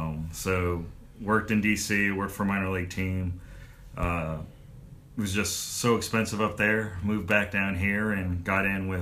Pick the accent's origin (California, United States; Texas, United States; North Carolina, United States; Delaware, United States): North Carolina, United States; also born or lived in New York; I grew up in New York and moved down here in about fourth grade and did all the school stuff around here and went to Winthrop for my undergrad, went to West Virginia for my master's.